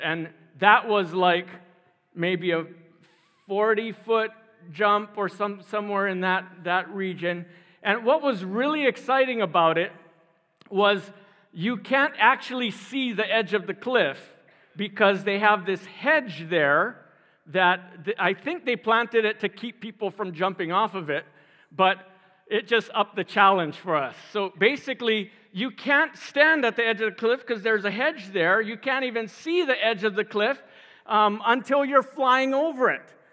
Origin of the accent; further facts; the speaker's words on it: Maui, Hawaii, United States; I grew up on Maui